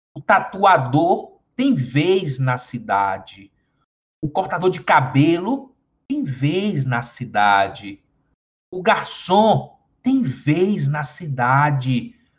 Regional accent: Teresina, Piauí, Brazil; accent: sotaque do sul do Piauí; moved away; eu sou piauiense, sou nascido na cidade de Teresina, capital do estado do Piauí, mas com uma vivência muito grande no estado

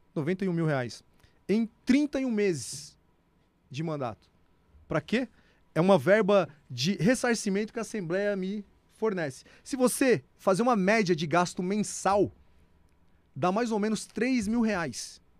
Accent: Serra Talhada, Pernambuco, Brazil; now in São Paulo, Brazil; Eu sou pernambucano, nasci numa cidade chamada Serra Talhada, sertão de Pernambuco, cidade onde Lampião nasceu.

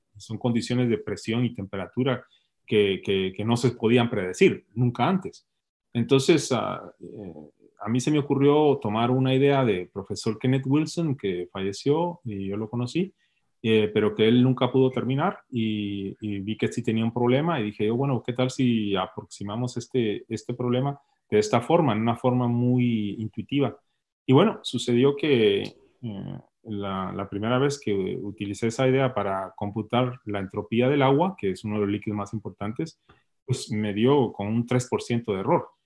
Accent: Puerto San José, Escuintla, Guatemala; moved away as an adult; also born or lived in Guatemala City; Yo nací en, el Hospital Roosevelt y, y, crecí en el Puerto San José y viví en la capital la mayoría de mi vida

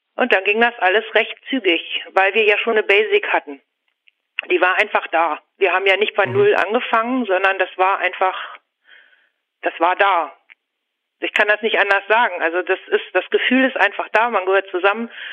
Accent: Hanover, Lower Saxony, Germany; Ich komme aus der Region Hannover. Ich wohne ziemlich dicht am Flughafen.

